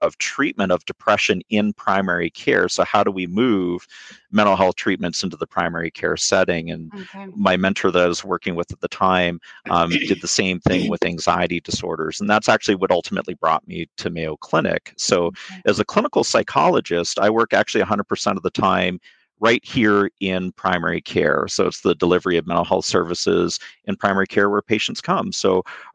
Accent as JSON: {"language": "English", "town": "Vancouver", "region": "British Columbia", "country": "Canada", "moved": "yes", "said": "I'm Canadian. I'm originally from Vancouver, British Columbia."}